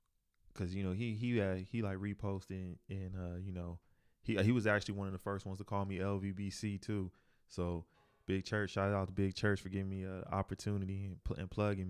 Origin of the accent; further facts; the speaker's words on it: North Carolina, United States; I'm from North Carolina too.